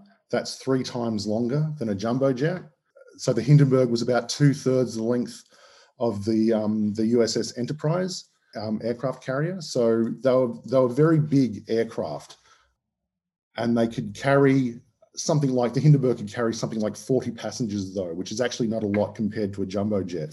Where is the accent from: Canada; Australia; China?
Australia; accent: Australian; As you can tell from my accent, I'm Australian.